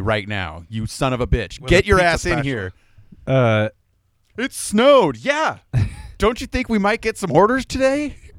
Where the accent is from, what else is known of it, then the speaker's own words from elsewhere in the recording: Idaho, United States; I grew up here in Idaho.